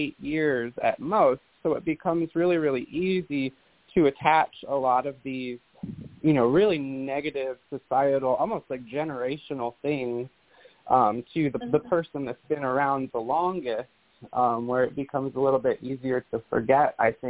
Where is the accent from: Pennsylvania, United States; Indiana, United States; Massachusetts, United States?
Indiana, United States; now in Florida, United States; I came from Indiana. So I am a Midwestern witch, born and raised. I live in Florida now